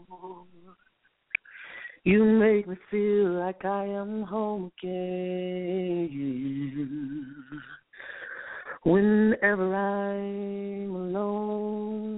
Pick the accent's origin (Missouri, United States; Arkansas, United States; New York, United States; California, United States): Missouri, United States; St. Louis; now in Dallas, United States; am actually from St. Louis, Missouri, but I reside in Dallas, Texas.